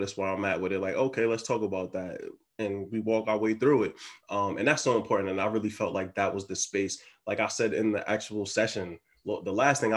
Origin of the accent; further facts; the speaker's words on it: Philadelphia, Pennsylvania, United States; moved away; also born or lived in South Orange, New Jersey / Texas / Florida; I grew up in Philly